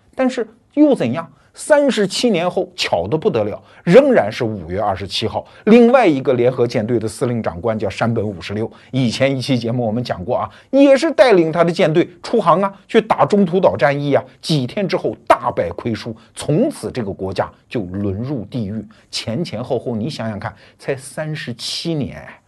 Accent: China; 作为我们中国人嘛

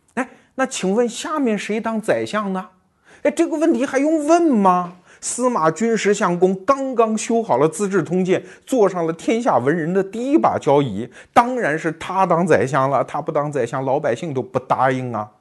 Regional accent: southern China, China; 我还记得那是南方的冬天特别冷啊，我在我老家

